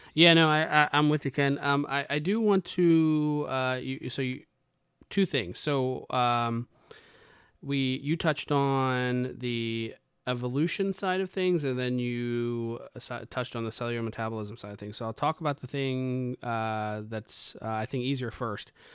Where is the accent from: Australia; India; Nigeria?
India; I'm Indian, right? I was raised in a, a, you know, a particular way